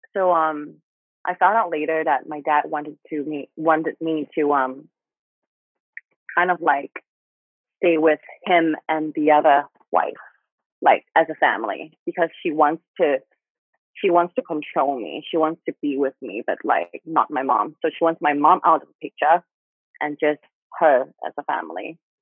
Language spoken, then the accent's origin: English; Thailand; accent: Thai; English is a second language; I still like have some Thai accents